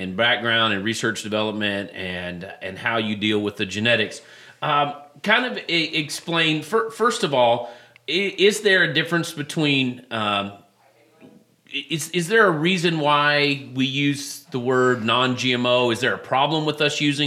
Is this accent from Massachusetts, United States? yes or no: no; Texas, United States; now in Illinois, United States; I'm from Texas